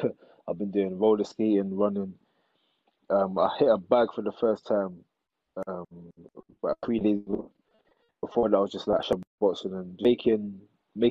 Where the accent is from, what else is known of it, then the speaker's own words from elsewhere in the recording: London, United Kingdom; I'm from East London